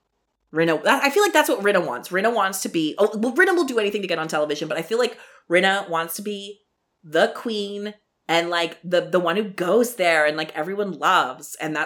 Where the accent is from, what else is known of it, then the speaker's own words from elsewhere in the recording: Canada; We're Canadian.